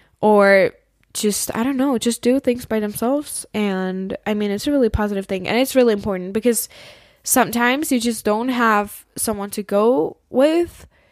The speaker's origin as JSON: {"language": "English", "country": "Czechia", "said": "for me, the Czech Republic is still, like, my home country. It's still a place where it's probably, like, a high chance that I will live there."}